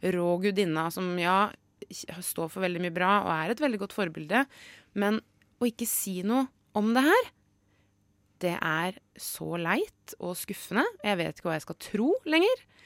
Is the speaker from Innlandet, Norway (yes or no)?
yes; Brumunddal, Innlandet, Norway; I Ringsaker, eller i Brumunddal der jeg er fra